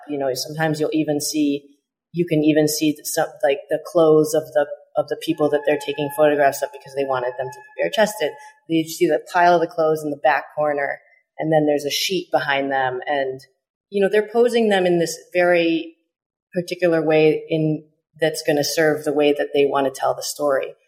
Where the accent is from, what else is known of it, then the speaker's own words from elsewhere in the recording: Chicago, Illinois, United States; I was born in Chicago